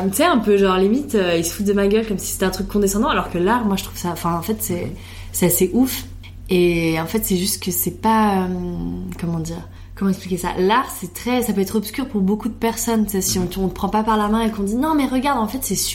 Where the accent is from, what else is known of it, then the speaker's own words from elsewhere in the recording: Italy; Et bah, moi, je suis italienne et vraiment, avec ma soeur, trop de fois, on se dit, putain, ça me ferait trop du bien d'aller en Italie